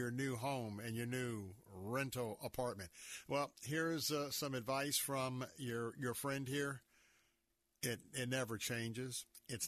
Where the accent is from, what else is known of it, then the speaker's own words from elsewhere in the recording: Tampa, Florida, United States; I was born right here in Tampa